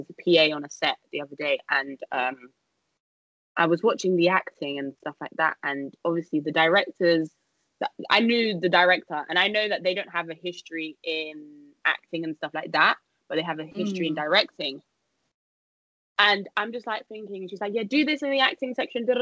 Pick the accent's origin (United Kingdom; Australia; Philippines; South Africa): United Kingdom; London; come back to London, see if I can get a job here, because obviously this is my hometown